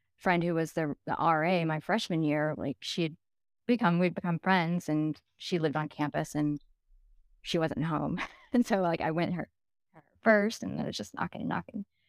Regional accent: Dallas, Texas, United States; moved away as an adult; also born or lived in Saint Louis; I moved from Dallas to Saint Louis. I grew up in Dallas

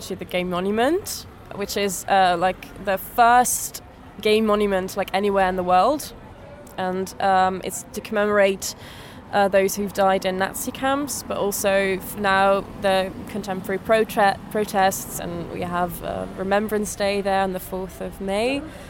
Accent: Venray, Limburg, Netherlands; English is a second language; now in Amsterdam, Netherlands; I'm from the south of Netherlands, a small village called Venray. And I grew up on a farm. So I'm the OG farm girl.

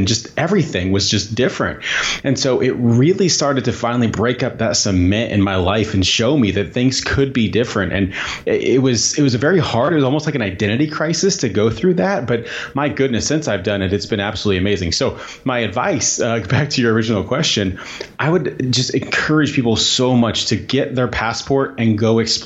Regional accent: Southern Indiana, United States; moved away as an adult; I grew up in Southern Indiana

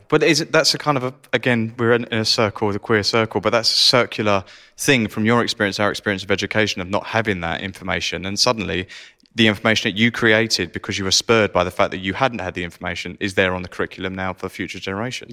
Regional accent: Essex, East of England, United Kingdom; I'm from Essex as well.

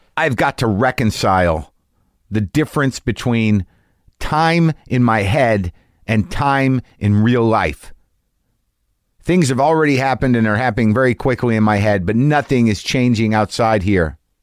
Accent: New Mexico, United States; I grew up in New Mexico

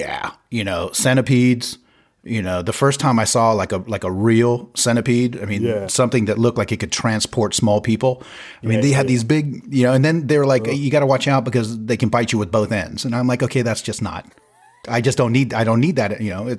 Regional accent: Bay Area, California, United States; moved away as an adult; now in Sweden; I'm not a city boy, but you know, growing up in the Bay Area

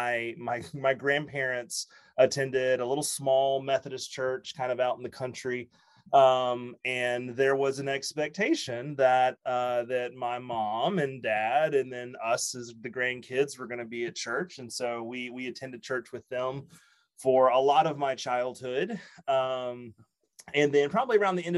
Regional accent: West Monroe, Louisiana, United States; moved away as an adult; also born or lived in Shreveport, Louisiana / Atlanta, Georgia; now in Anchorage, United States; I grew up in West Monroe, Louisiana. Born and graduated high school

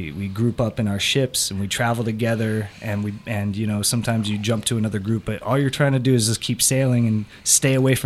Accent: Los Angeles, California, United States; also born or lived in Kansas City; I was born in Kansas City, that's right here. I grew up in Los Angeles

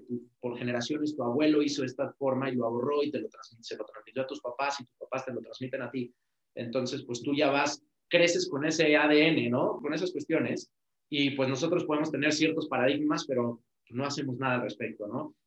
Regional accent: Mexico; nosotros como mexicanos y latinos

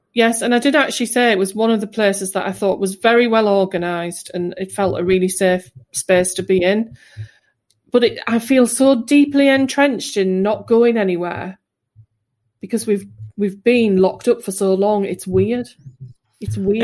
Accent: England, United Kingdom; I am English

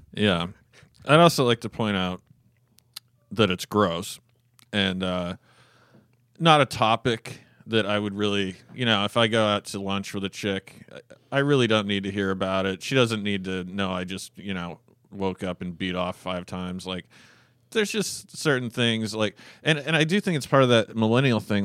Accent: Fairbanks, Alaska, United States; also born or lived in North Pole, Alaska / Canada; the time I was born until I was seven or so, I grew up in North Pole, Alaska

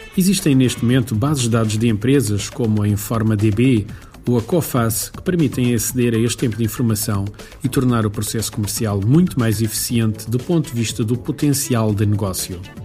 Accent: Beira Alta, Portugal; Aqui na minha terra, na Beira Alta, é bastante frequente

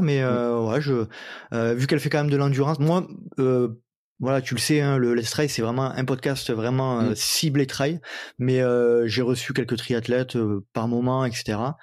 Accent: Provence-Alpes-Côte d'Azur, France; accent: américano-franco-provençal; mon, mon accent euh, américano-franco-provençal

